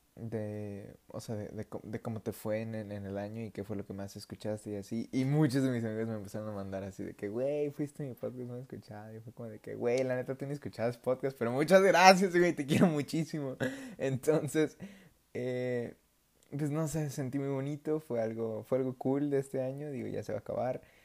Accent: Mexico; yo soy mexicano

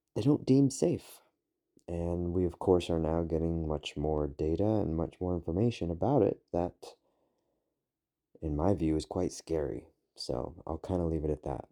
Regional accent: United Kingdom; now in United States; I am a British citizen. I am working on currently becoming an American citizen

